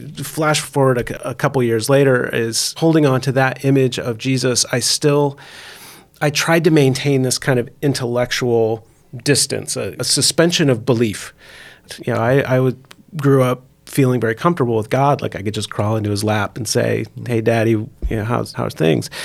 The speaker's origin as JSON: {"language": "English", "region": "Indiana", "country": "United States", "tie": "born or raised there", "said": "I grew up also in the Midwest, up in Indiana"}